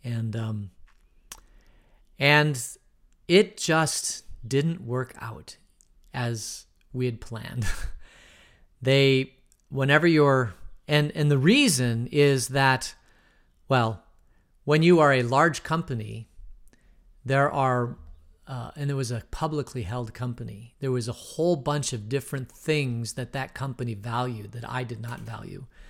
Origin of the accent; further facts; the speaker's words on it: Phoenix, Arizona, United States; moved away; also born or lived in Denver; I grew up in Phoenix, and I was in the Phoenix Boys Choir